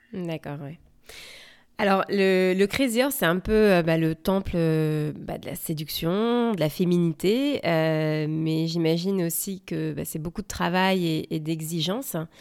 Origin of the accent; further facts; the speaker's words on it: France; now in United States; je suis française et je vous parle depuis la côte ouest des États-Unis